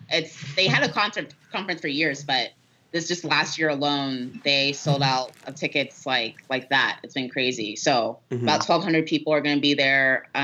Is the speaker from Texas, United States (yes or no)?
yes; Texas, United States; now in Colorado, United States; I'm from Texas